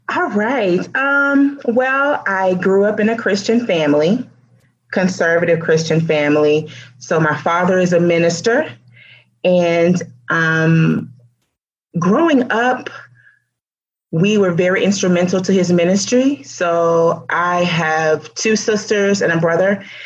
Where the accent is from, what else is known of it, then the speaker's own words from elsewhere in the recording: Florida, United States; also born or lived in Alabama / Georgia; we moved to Florida, and I've been in Florida ever since